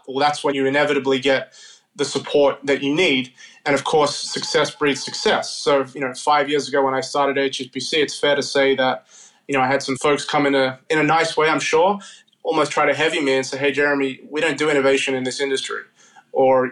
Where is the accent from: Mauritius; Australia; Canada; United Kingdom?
Australia; moved away as an adult; now in New York, United States; I'm Australian. My parents, grandparents are from Africa